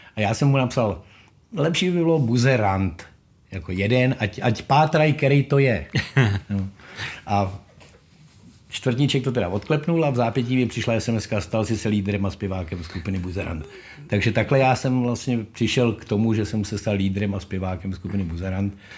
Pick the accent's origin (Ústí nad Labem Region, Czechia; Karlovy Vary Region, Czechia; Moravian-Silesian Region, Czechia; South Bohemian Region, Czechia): Ústí nad Labem Region, Czechia; Ústí nad Labem; Já jsem z Ústí nad Labem, rodák, hmm. lokal patriot.